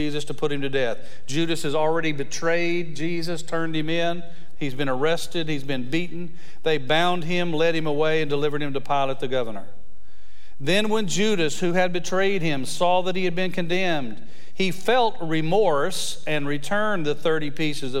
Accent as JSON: {"language": "English", "region": "West Texas", "country": "United States", "tie": "born or raised there", "said": "I grew up in West Texas"}